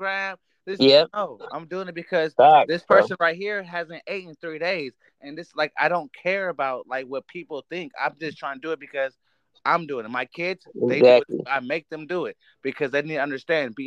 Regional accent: Oakland, California, United States; moved away as an adult; now in Upstate New York, United States; I'm not from New York. I'm from East Oakland, California

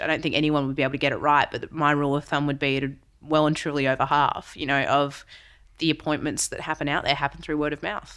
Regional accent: Western Australia, Australia; now in Melbourne, Australia; I'm West Aussie originally

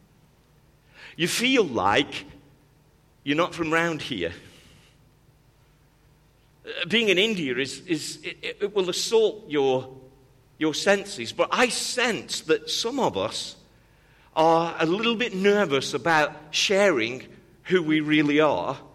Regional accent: United Kingdom; accent: British; moved away; also born or lived in Cleveland, Tennessee; my accent was British

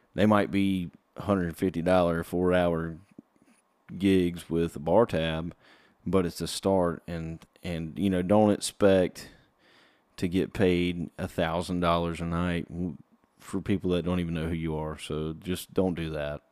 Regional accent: South Carolina, United States; I'm from from South Carolina, so I've always, uh, grew up going to Clemson games

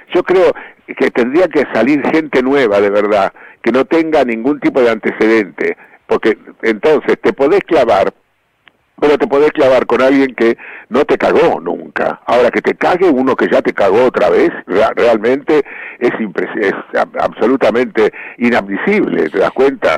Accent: Argentina

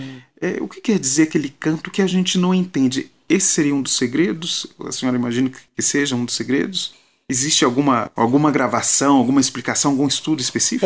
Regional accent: João Monlevade, Minas Gerais, Brazil; João Molevade, que é minha cidade natal.

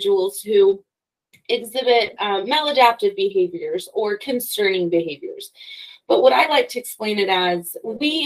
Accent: Logan, Utah, United States; I'm from Logan. I went to Utah State University.

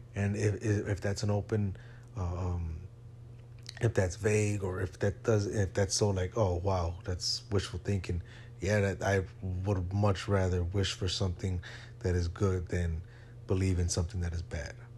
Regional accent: Chicago, Illinois, United States; moved away; my hometown of Chicago. I'm not there anymore.

